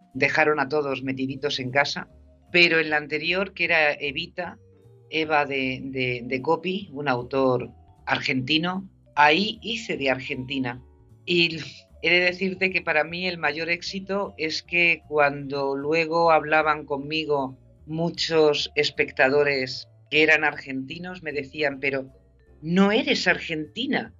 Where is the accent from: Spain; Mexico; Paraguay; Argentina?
Spain; accent: Spanish from Spain; moved away as an adult; also born or lived in Madrid; now in California, United States; mi español de España, mi acento español.